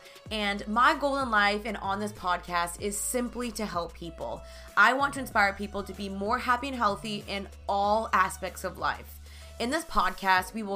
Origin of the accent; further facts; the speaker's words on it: Dallas, Texas, United States; moved away as an adult; now in Los Angeles, United States; I'm originally from Dallas, Texas, but I moved to LA 2 years ago